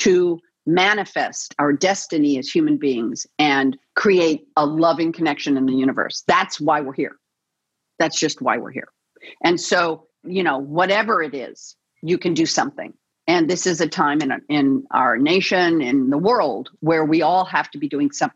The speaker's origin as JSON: {"language": "English", "town": "Los Angeles", "region": "California", "country": "United States", "tie": "born or raised there", "said": "It's my hometown, born and raised here in the City of Angels"}